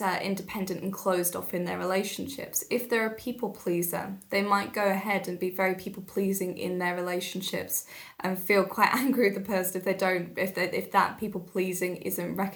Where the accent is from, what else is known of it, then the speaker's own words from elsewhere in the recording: Telford, West Midlands, United Kingdom; I grew up in Telford. My family are all originally from London and Essex